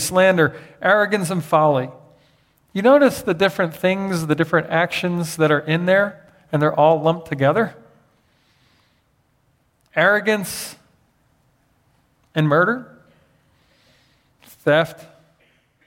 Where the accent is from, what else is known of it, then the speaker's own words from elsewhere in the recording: Philadelphia, Pennsylvania, United States; growing up in Philadelphia with a dad as a pastor